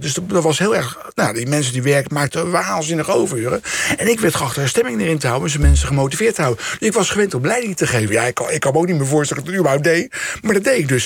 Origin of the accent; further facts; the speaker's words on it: The Hague, South Holland, Netherlands; Scheveningen, Den Haag, waar ik vandaan kom.